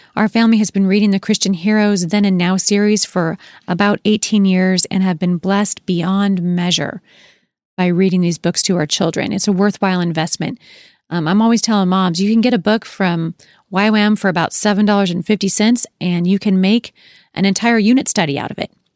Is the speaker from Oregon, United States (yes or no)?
yes; Gresham, Oregon, United States; also born or lived in Portland, Oregon / Boring, Oregon; now in Washington State, United States; I was born in Portland, Oregon, raised, uh, in Gresham and Boring, Oregon